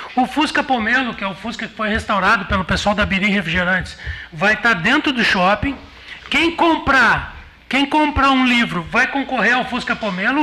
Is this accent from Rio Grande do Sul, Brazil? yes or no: yes; Novo Hamburgo, Rio Grande do Sul, Brazil; born or raised there; now in Pelotas, Brazil